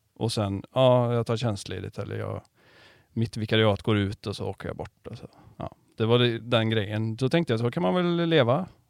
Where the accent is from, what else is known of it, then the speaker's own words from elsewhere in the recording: Karlstad, Värmland, Sweden; now in Varberg, Sweden; jag är inte från Varberg, jag är från eh, Karlstad.